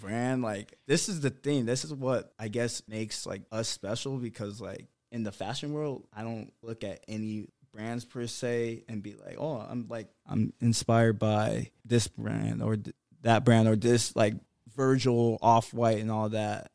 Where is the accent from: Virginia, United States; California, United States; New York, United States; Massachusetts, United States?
California, United States; Brea; also born or lived in Atlanta; growing up in, like, the O C and growing up in Brea